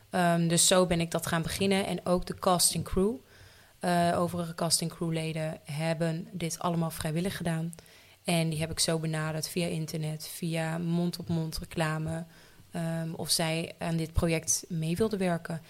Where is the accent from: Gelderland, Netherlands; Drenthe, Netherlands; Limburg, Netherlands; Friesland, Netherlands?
Friesland, Netherlands; Leeuwarden; Ik ben 28 jaar en ik kom uit Leeuwarden